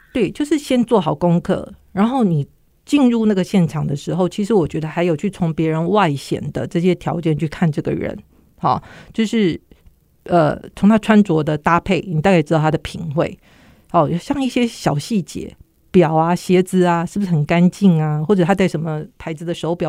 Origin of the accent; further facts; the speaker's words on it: Kaohsiung, Taiwan; 我那时候住高雄